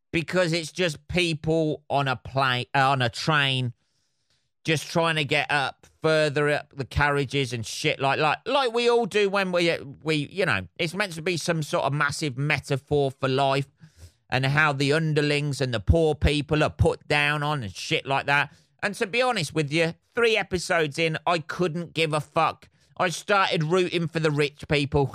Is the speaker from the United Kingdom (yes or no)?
yes; England, United Kingdom